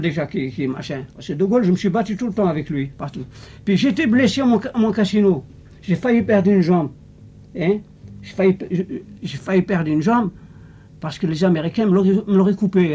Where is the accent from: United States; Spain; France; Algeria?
Algeria; moved away as an adult; je suis né en Algérie. Hein. Vous voyez comment ça se passait là-bas. C'est très très pauvre. Alors, l'adolescence pauvre